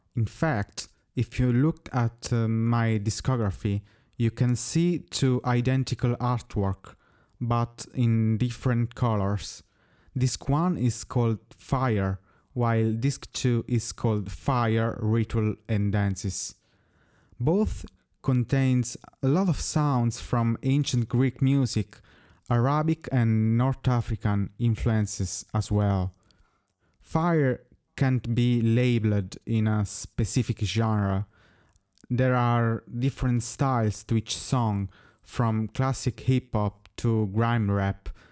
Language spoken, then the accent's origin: English; Italy; first language Italian; English is a second language; I also sing in my native language, which is, as you may guess, Italian